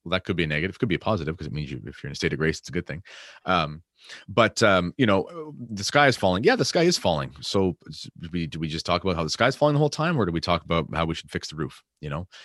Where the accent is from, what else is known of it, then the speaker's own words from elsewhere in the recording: Canada; I'm obviously Canadian